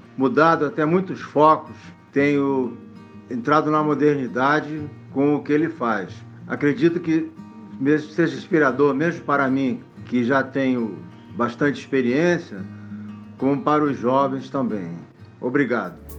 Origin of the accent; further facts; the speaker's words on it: Niterói, Rio de Janeiro, Brazil; sou de Niterói.